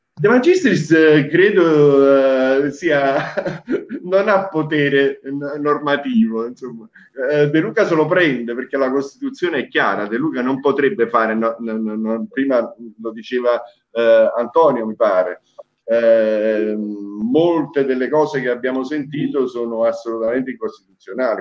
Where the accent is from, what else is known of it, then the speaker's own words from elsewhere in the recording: Apulia, Italy; moved away; also born or lived in Naples; io sono nato in Puglia